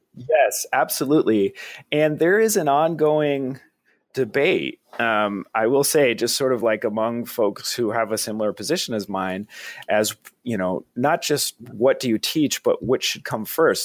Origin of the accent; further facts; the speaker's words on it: Vermont, United States; I'm from Vermont, so I'm kind of a Northeast guy.